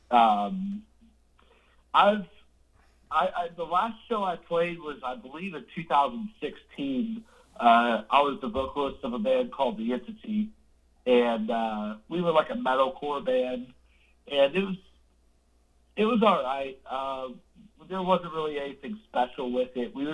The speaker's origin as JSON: {"language": "English", "town": "Jacksonville", "region": "Florida", "country": "United States", "said": "Well, I'm originally from Florida, uh, Jacksonville"}